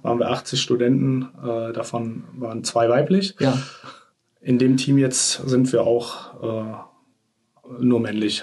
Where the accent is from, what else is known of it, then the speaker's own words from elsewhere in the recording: Troisdorf, North Rhine-Westphalia, Germany; also born or lived in Bonn / Singapore; now in Cologne, Germany; Geboren äh, in einem Vorort von Köln, Troisdorf